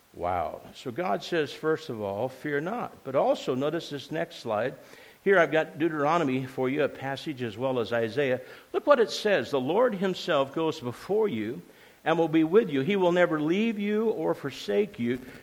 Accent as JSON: {"language": "English", "town": "Grants Pass", "region": "Oregon", "country": "United States", "tie": "born or raised there", "also_born_or_lived": "Oklahoma", "accent": "southern", "moved": "yes", "said": "I was born in Grants Pass"}